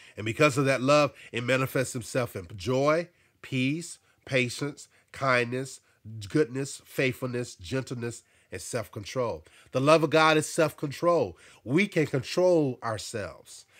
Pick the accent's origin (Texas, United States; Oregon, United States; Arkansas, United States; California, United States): Arkansas, United States; moved away; also born or lived in New Jersey; I grew up in Arkansas and I experienced racism